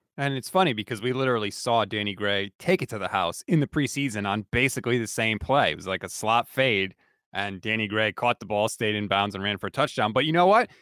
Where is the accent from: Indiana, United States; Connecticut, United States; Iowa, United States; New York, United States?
Connecticut, United States; I'm born and bred in Connecticut